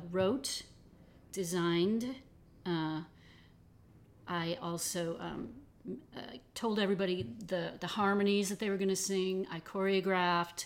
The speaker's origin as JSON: {"language": "English", "town": "Detroit", "region": "Michigan", "country": "United States", "tie": "born or raised there", "said": "I grew up mostly in Detroit"}